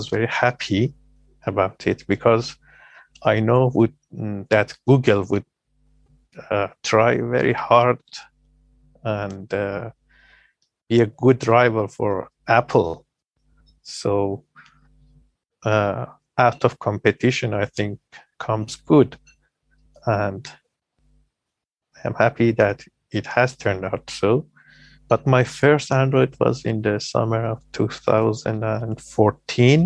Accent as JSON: {"language": "English", "country": "Iran", "said": "I am … from Iran"}